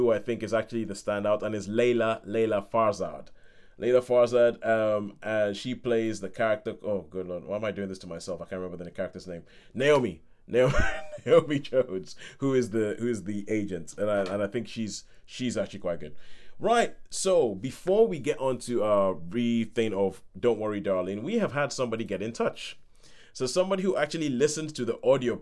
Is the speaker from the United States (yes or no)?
no; Nigeria; growing up in Nigeria with my parents